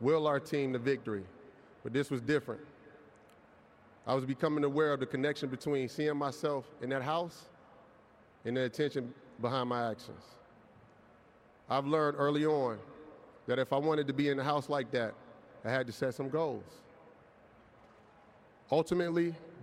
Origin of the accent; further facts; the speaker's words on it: Aliquippa, Pennsylvania, United States; I'm from Aliquippa, Pennsylvania